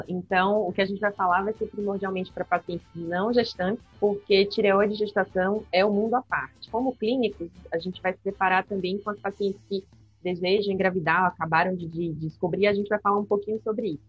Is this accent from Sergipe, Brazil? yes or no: yes; Aracaju, Sergipe, Brazil; moved away as an adult; also born or lived in São Paulo; E atualmente eu voltei para minha cidade natal, que é Aracaju